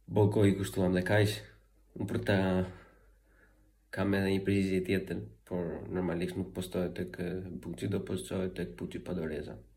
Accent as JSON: {"language": "Albanian", "country": "Albania", "said": "jam shqiptare, jam krenari"}